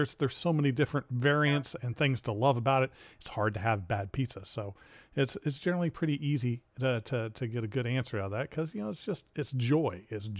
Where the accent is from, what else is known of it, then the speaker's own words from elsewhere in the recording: New Jersey, United States; I grew up in New Jersey